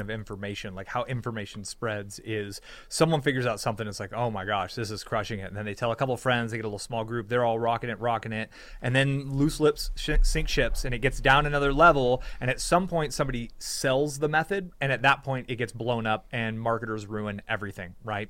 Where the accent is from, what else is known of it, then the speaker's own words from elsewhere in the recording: California, United States; I grew up in California